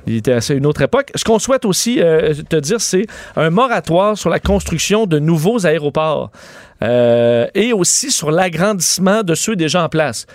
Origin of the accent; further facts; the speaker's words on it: Quebec, Canada; chez nous au Québec